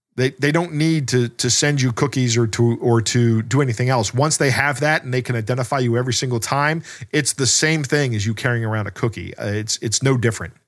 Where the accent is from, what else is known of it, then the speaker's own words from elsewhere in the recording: Maryland, United States; we are both from Maryland, and Maryland is, uh, is more of a cult than a state